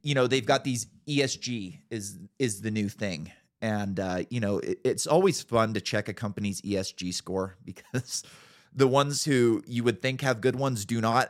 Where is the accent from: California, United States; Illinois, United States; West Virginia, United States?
California, United States; I grew up in California